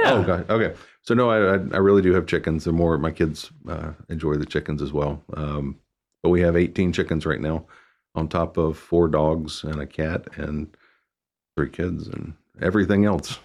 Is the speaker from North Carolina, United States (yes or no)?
yes; Mooresville, North Carolina, United States; I grew up in Mooresville, I remember it had a population of about eight thousand.